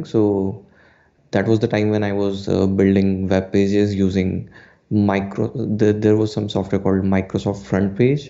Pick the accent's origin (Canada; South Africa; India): India; Udaipur, Rajasthan; from Udaipur